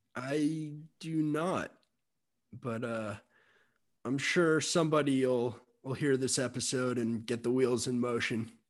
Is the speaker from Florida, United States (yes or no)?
yes; Miami, Florida, United States; I'm from Miami